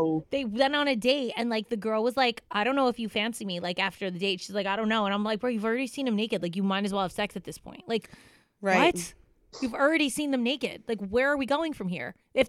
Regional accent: United States; also born or lived in New York; I'm from Jersey and New York

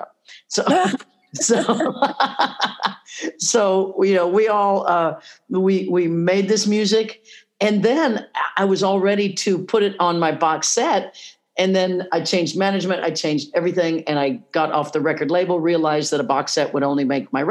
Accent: Leavenworth, Kansas, United States; moved away as an adult; I grew up in Leavenworth, Kansas

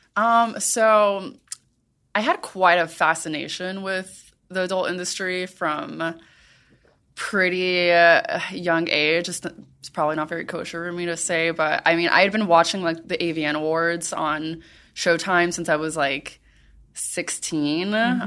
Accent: Miami, Florida, United States; I grew up in Miami

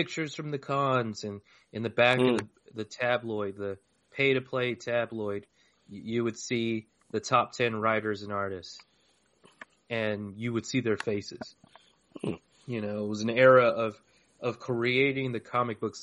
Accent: Tucson, Arizona, United States; I'm born and raised fourth generation Tucsonan.

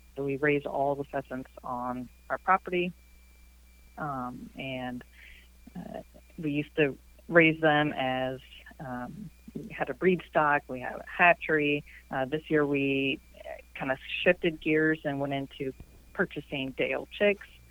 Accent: Iowa City, Iowa, United States; also born or lived in Riverside, Iowa; I grew up in Iowa City

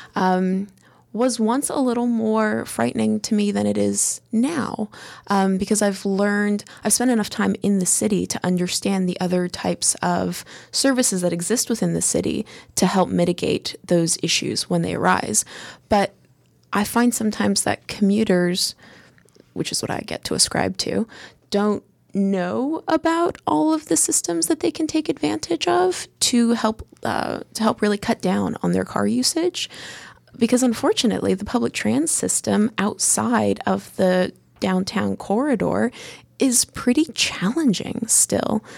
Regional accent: United States; being an American

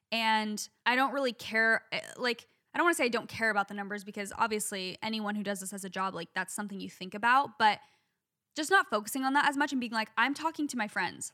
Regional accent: Phoenix, Arizona, United States; I'm from Phoenix

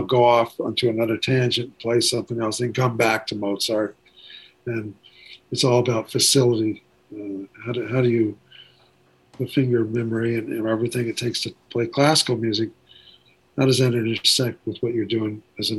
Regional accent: Ventura, California, United States; also born or lived in Waco, United States; I grew up I was born in Texas, Waco, or Waco as I've called it for years. But from 2 years of age on, I was in Ventura, California, which is on the coast.

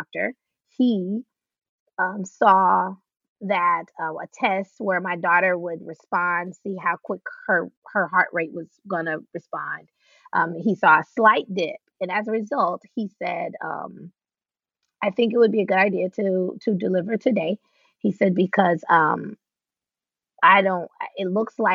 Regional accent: the South, United States; we're from the South.

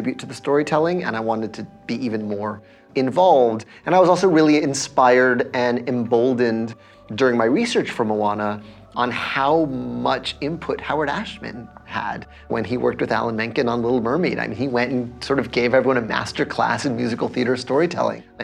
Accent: Puerto Rico; in Puerto Rico, the sort of specialized guitar we have is the cuatro

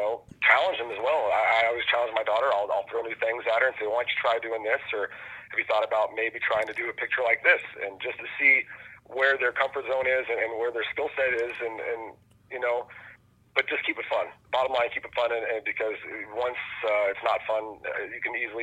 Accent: Bay Area, California, United States; I'm from the Bay Area. That's where I was born and raised

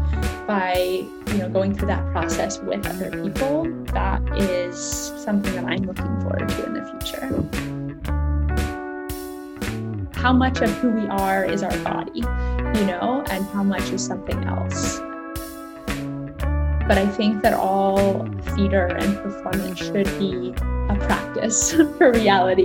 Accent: Portland, Oregon, United States; I grew up in Portland

